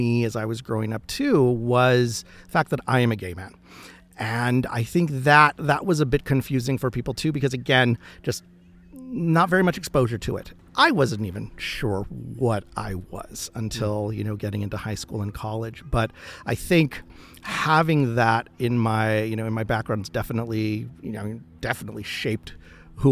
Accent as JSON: {"language": "English", "town": "Los Angeles", "region": "California", "country": "United States", "tie": "born or raised there", "said": "I was born and raised in East Los Angeles"}